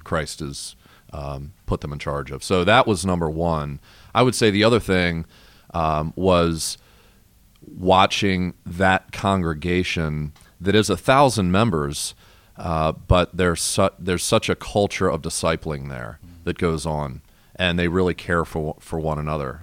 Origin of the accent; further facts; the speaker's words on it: Maryland, United States; moved away; I'm originally from Maryland